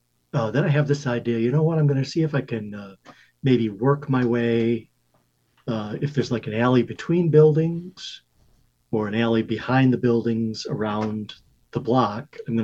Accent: Russia; I grew up in Russia.

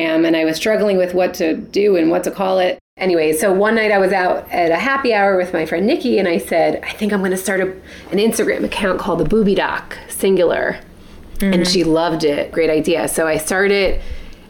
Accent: South Florida, United States; moved away as an adult; also born or lived in New York; I was born in South Florida, representing, born and raised

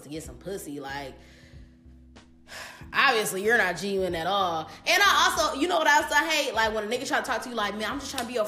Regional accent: Detroit, Michigan, United States; also born or lived in Belleville, Michigan / Southfield, Michigan; originally I'm from Detroit, and I went to like Detroit schools, like in elementary

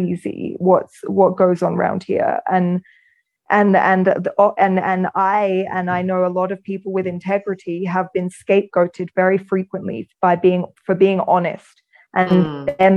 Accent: England, United Kingdom; moved away as an adult; also born or lived in London / United States; now in Sacred Valley, Peru; I'm from England and I lived all over England.

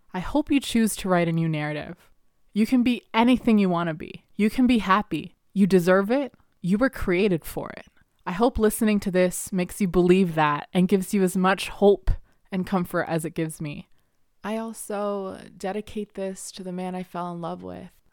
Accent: Canada; English is a second language; I literally was six years old and we had gotten to Canada and I was sitting in the ESL room

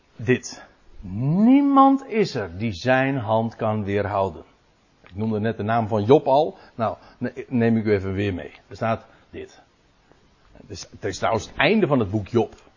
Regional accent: Netherlands; als Nederlanders

